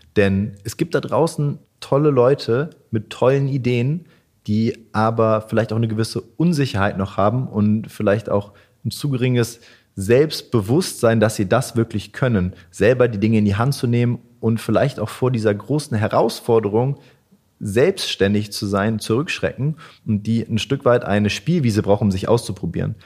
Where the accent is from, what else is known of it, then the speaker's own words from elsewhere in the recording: Wolfsburg, Lower Saxony, Germany; moved away as an adult; now in Hanover, Germany; Ich komme nicht direkt aus Hannover, sondern aus Wolfsburg